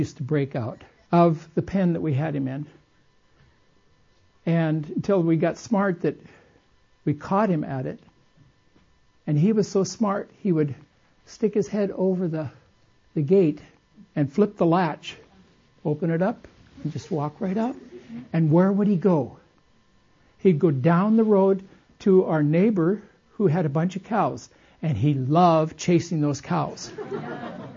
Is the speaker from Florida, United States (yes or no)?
no; Costa Mesa, California, United States; I was raised in Southern California when it was country, not city